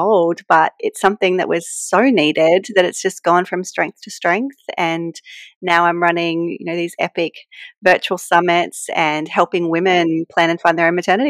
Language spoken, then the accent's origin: English; New South Wales, Australia; accent: Australian; I live, as you can tell from my accent, I live in Australia. So I'm in a place called the Hunter Valley, which is just outside of Sydney